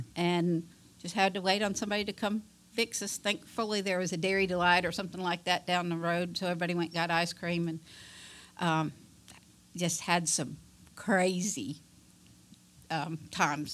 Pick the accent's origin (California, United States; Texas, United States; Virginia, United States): Virginia, United States; Fairfax; moved away as an adult; now in Alabama, United States; I grew up in Fairfax, Virginia